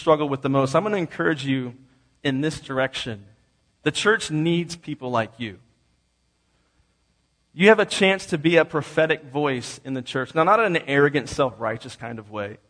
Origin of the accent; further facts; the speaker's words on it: East Coast, United States; I grew up on the East Coast